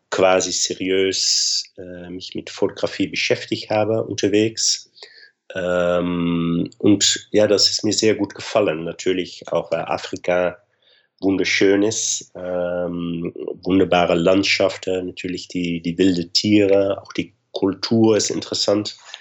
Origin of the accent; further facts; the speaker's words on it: Arnhem, Gelderland, Netherlands; German is a second language; Nimwegen, so nicht weit vom Arnheim, meine Heimat